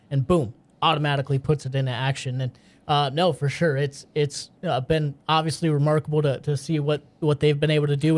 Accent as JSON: {"language": "English", "region": "the North", "country": "United States", "tie": "born or raised there", "said": "I grew up in the North"}